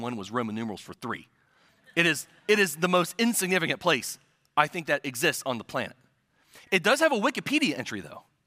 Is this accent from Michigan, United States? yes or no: no; central Ohio, United States; moved away; a little village in, in the central part of Ohio where I'm originally from